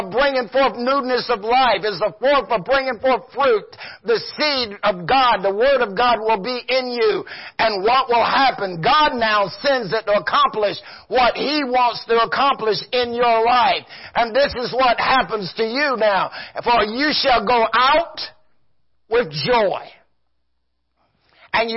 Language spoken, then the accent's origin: English; the South, United States; I'm from the South